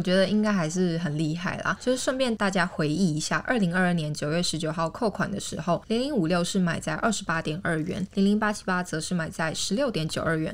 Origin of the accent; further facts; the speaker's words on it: Taiwan; 因为我们就是台湾人嘛